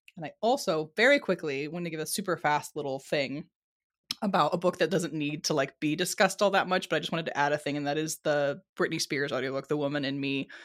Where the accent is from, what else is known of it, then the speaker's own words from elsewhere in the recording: San Diego, California, United States; I was born and raised in San Diego, California